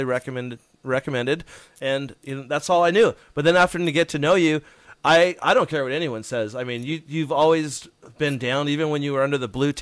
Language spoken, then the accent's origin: English; United States; I'm from United States, not Canada